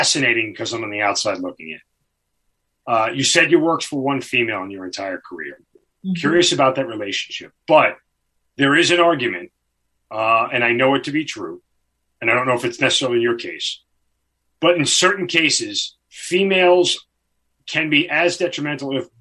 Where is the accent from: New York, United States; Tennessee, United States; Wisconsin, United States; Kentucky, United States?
New York, United States; I'm from New York